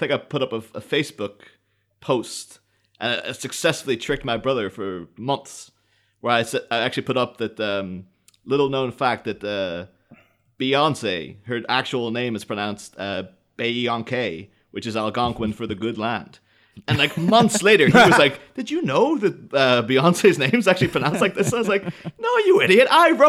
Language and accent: English; Ireland; You know, growing up in Ireland, like this something coming over called Milwaukee's Best is like, oh my god, it sounds so cool.